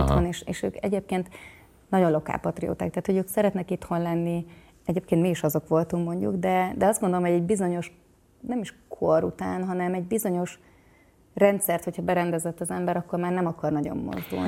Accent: Hungary; moved away as an adult; also born or lived in Houston area, Texas, United States; now in Houston, United States; a férjem is és én is Magyarországon nőttünk fel

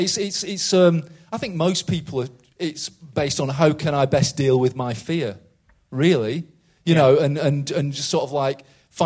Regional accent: United Kingdom; as a British culture

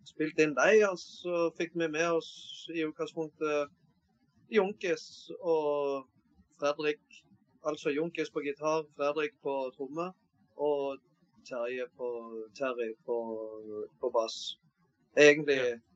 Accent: Mandal, Agder, Norway; now in Flekkefjord, Norway; Nei, jeg, er egentlig fra Mandal.

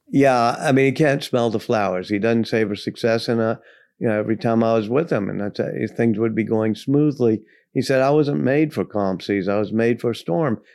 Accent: Louisiana, United States; I grew up in Louisiana

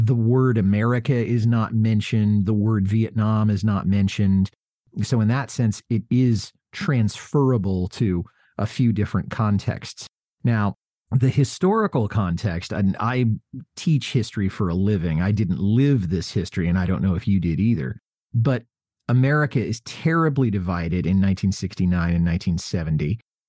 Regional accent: Canada; I wrote a few protest songs, but I felt it was kind of silly for me to write protest songs being a Canadian.

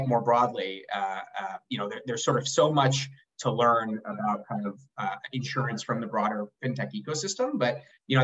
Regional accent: Uruguay; now in New York, United States; I'm originally from Uruguay

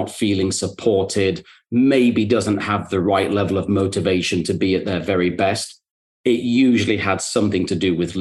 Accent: the north of England, United Kingdom; moved away as an adult; now in New York, United States; I'm also from Northern England

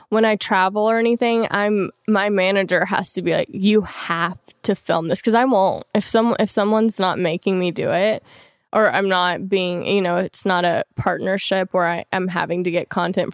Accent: Louisiana, United States; moved away; I'm from Louisiana originally.

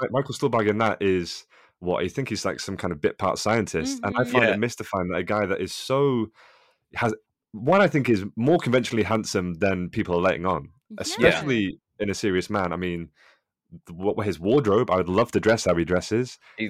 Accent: United Kingdom; As a Brit, as you guys might say, I always relate more to the East Coast American sensibility.

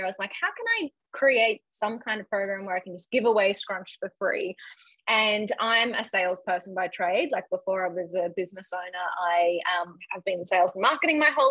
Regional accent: Brisbane, Queensland, Australia; I grew up in Brisbane in Australia

